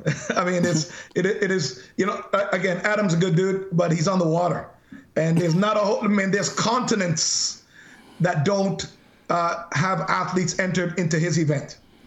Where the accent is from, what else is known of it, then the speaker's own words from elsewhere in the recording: Canada; I'm representing Canada. I'm Canadian. I'm a proud Canadian.